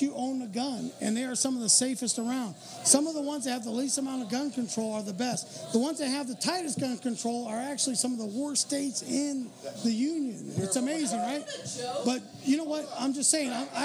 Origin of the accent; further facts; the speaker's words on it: Costa Rica; moved away; I'm from Costa Rica.